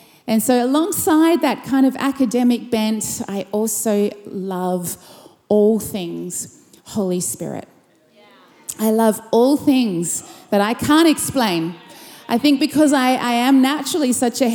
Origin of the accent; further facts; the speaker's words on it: Perth, Western Australia, Australia; I'm from Perth, Western Australia, and from Urban Church